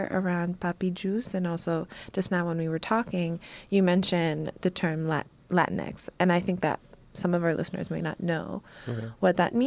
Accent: Haiti; I'm Haitian

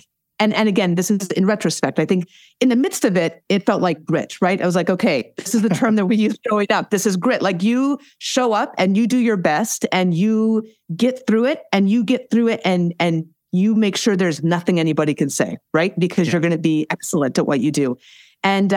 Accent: Alaska, United States; I grew up in Alaska

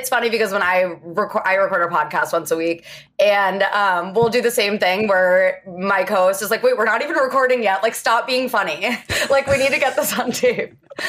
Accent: Cincinnati, Ohio, United States; I'm from Ohio

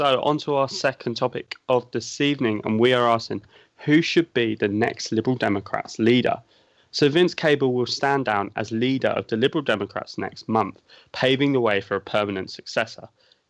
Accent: United Kingdom; as a Brit, you'll find very, very rare that people would not want to protect the NHS.

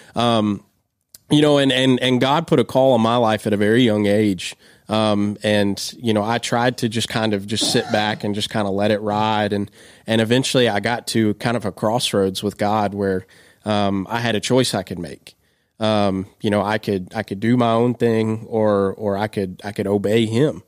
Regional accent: just outside of Lexington, central Kentucky, United States; now in Lenoir City, United States; I grew up in, in central Kentucky, just outside of Lexington

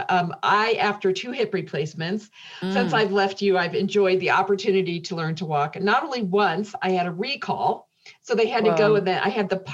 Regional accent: Indiana, United States; growing up in Indiana, in the Midwest

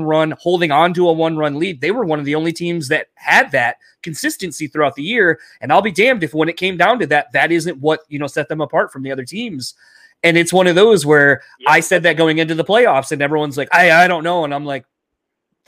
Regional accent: Michigan, United States; we're from Michigan.

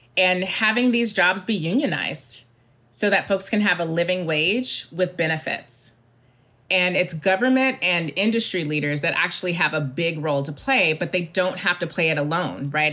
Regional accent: Mississippi, United States; moved away; I'm from Mississippi.

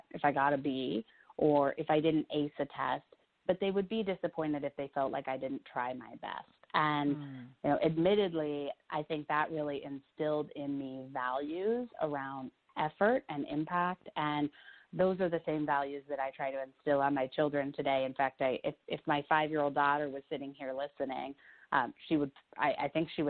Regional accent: Iowa, United States; I grew up in Iowa in quite a small town

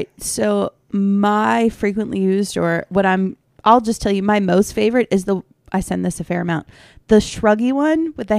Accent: Maryland, United States; we're from Maryland

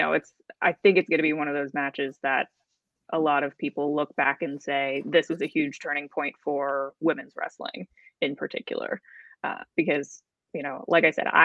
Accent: Maryland, United States; I'm from Maryland. So take her out of Texas and bring her to my home turf.

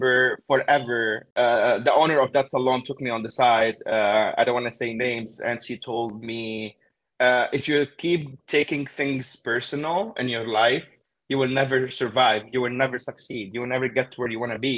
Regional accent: Beirut, Beirut Governorate, Lebanon; moved away as an adult; now in United States; I am from Beirut, Lebanon. I grew up in Beirut, Lebanon

